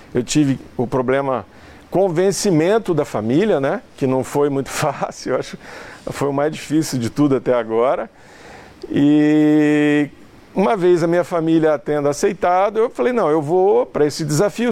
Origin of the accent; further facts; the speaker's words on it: São José do Rio Preto, São Paulo, Brazil; Nós somos caipiras